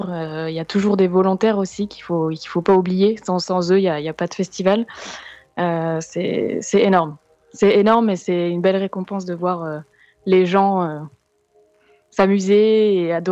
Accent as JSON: {"language": "French", "country": "France", "said": "ou les petites fautes qu'on fait parce qu'on est français."}